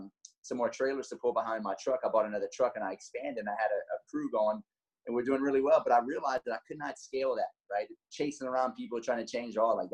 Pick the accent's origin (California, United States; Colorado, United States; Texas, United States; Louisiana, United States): Louisiana, United States; Lafayette; I'm from Lafayette, Louisiana, 38 years old